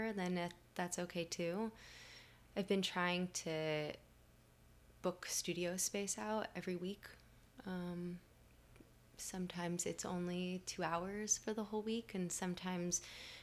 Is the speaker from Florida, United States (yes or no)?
yes; Miami, Florida, United States; I'm from Miami